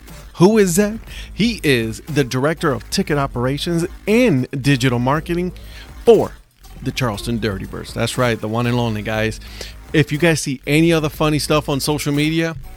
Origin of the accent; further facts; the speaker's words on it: Puerto Rico; moved away; also born or lived in Ohio; I grew up in Puerto Rico, and then when I moved here, it moved to Ohio